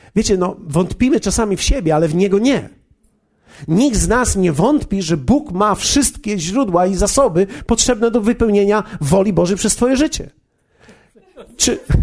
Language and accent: Polish; Poland; ja z Polski jestem przecież